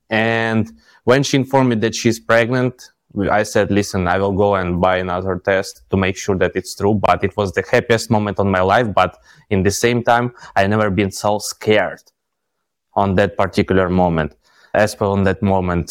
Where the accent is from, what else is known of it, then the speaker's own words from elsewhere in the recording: Ukraine; moved away as an adult; now in Dubai, United Arab Emirates; we are from Ukraine